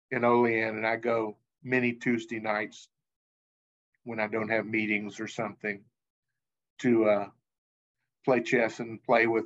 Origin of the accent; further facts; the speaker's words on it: the South, United States; But growing up in the South, people weren't sure what in little, what Jewish was because we we had those dog tags.